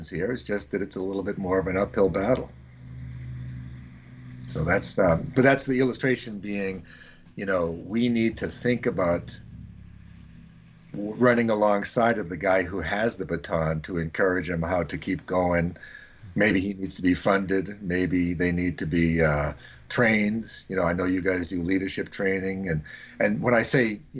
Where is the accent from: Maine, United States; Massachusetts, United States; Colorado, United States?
Massachusetts, United States; Boston; indigenous Bostonian